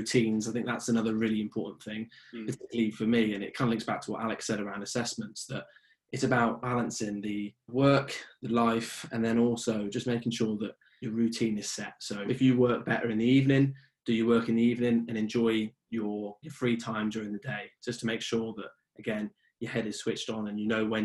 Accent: Oxford, South East England, United Kingdom; moved away as an adult; now in Northern Ireland, United Kingdom; And now I'm in Northern Ireland now, and I'm from Oxford

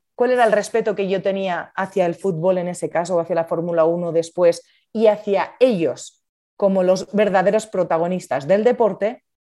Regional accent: La Rioja, Spain; moved away as an adult; now in Madrid, Spain; Soy de La Rioja, veraneo en Asturias, me apasiona el norte de España y sí, soy riojana, de pura cepa, como dicen en mi tierra

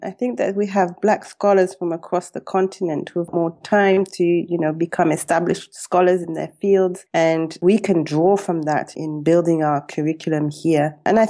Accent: Tanzania; now in South Africa; Yeah, I started in 2011 and I came from Tanzania.

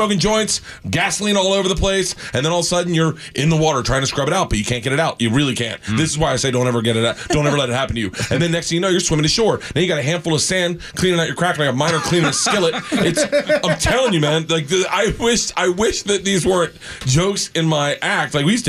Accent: Tampa, Florida, United States; moved away as an adult; now in Los Angeles, United States; I live in L.A. And I grew up in Tampa

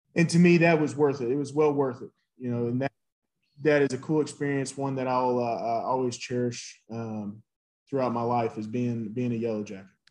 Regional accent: Nashville, Tennessee, United States; moved away as an adult; also born or lived in Brentwood, Tennessee / Atlanta, Georgia; I was raised in Nashville. Those are my roots.

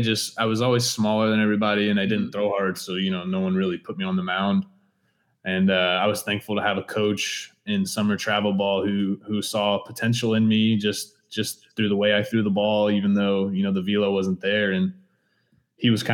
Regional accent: Dallas, Texas, United States; I grew up in Dallas

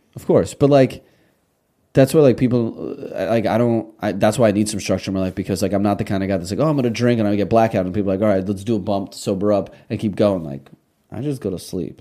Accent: Russia; now in United States; we came from Russia. I was born in Russia.

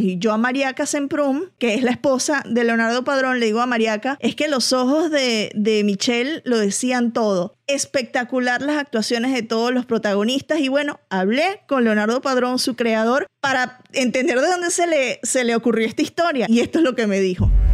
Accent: Venezuela; soy venezolana

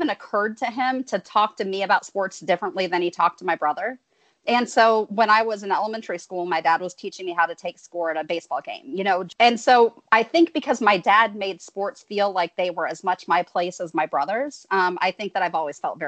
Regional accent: Marion, Ohio, United States; now in Atlanta, United States; I moved to Atlanta from Ohio, from Central Ohio, Marion representing here, home of the Popcorn Festival and one of the worst presidents in American history, Warren G. Harding. But I moved down here in 2005.

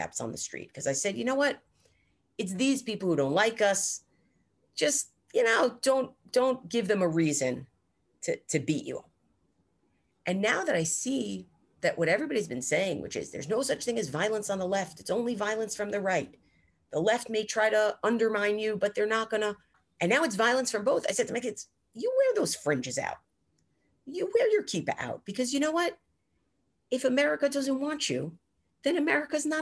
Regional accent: United States; an American Jew

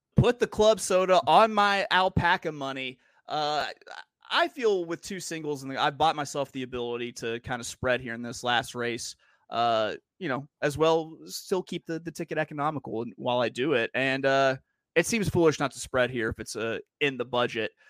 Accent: Little Rock, Arkansas, United States; I'm from Little Rock, Arkansas

